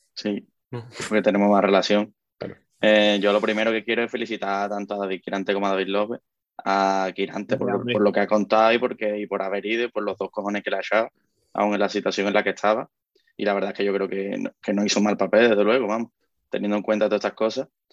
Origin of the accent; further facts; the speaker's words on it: Cádiz, Andalusia, Spain; nosotros somos del sur, de, nosotros somos de Cádiz